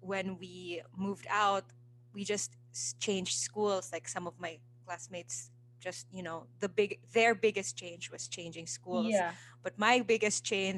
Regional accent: Davao City, Davao Region, Philippines; moved away as an adult; now in Manila, Philippines; I was born and raised in Davao City.

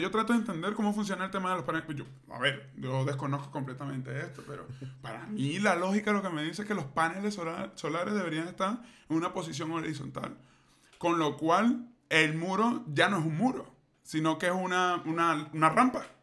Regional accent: Venezuela; moved away; yo soy muy venezolano

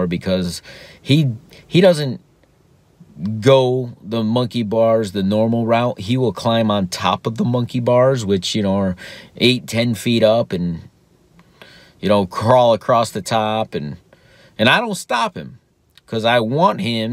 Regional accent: South Florida, United States; I grew up in South Florida, so there's hurricanes.

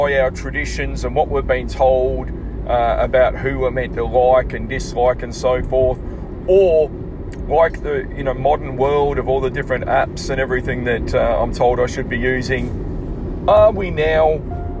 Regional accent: Frankston, Victoria, Australia; now in Queensland, Australia; I grew up in Frankston.

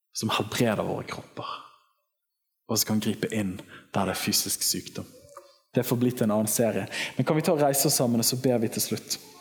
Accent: Western Norway, Norway; Jeg kommer fra Vestlandet

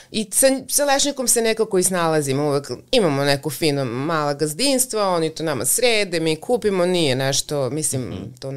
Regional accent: western Serbia, Serbia; to je blizu, to je naš kraj tu.

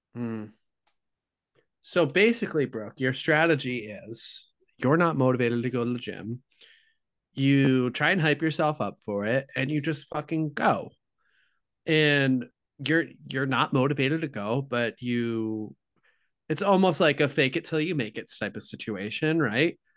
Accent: Midwest, United States; I'm from the Midwest

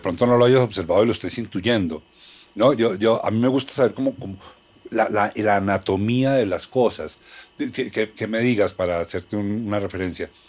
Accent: Colombia

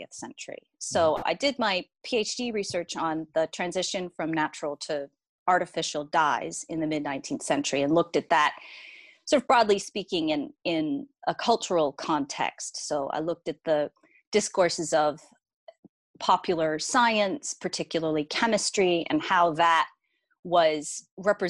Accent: Maine, United States; moved away as an adult; also born or lived in Boston / New York; now in Brighton, United Kingdom; I grew up in Maine, which is in the northeastern part of the United States

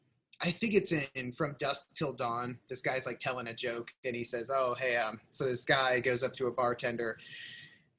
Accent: Van Meter, Iowa, United States; also born or lived in Des Moines, Iowa / Philadelphia, Pennsylvania; grew up out in Van Meter

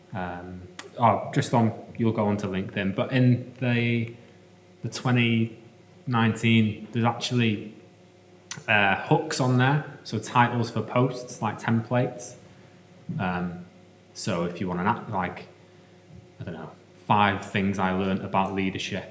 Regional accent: North Wales, United Kingdom; moved away as an adult; now in Bristol, United Kingdom; we're from North Wales

